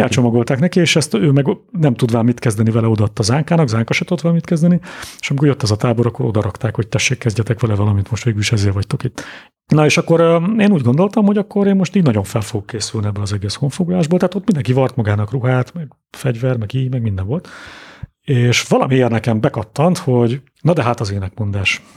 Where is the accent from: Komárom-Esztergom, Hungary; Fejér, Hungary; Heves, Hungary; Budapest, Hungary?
Budapest, Hungary; also born or lived in Dunakanyar; Budapesten születtem és nőttem föl